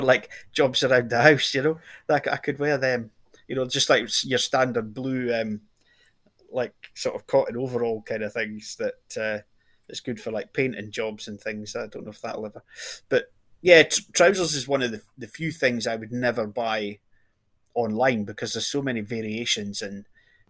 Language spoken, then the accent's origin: English; just outside Glasgow, Scotland, United Kingdom; just from the outside Glasgow, just out south of Glasgow